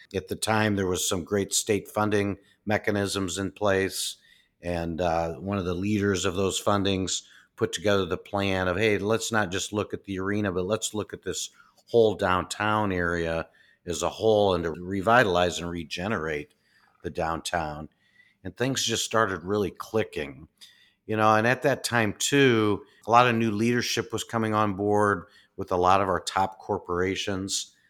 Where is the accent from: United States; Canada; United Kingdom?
United States; Peoria, Illinois; moved away as an adult; now in Des Moines, United States; really loving Peoria. That was my hometown.